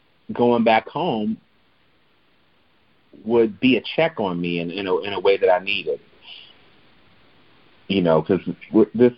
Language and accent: English; Chicago, Illinois, United States; my own experience of living and growing up in Chicago